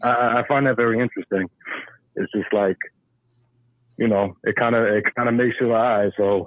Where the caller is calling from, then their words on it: New Jersey, United States; from Jersey.